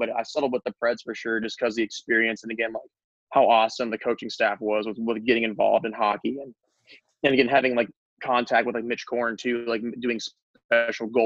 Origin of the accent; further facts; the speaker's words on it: Mount Juliet, Tennessee, United States; I grew up in Mount Juliet